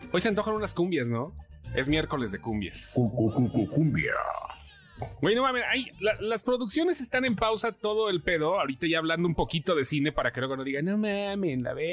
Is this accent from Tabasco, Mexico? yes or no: yes; Tabasco, Mexico; Mira, yo soy de Tabasco y compro de madre en Amazon y Mercado Libre, entonces sí.